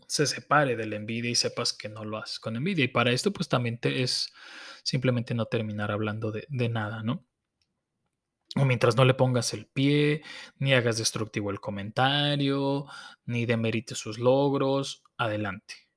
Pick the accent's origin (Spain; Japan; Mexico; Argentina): Mexico; como mexicanos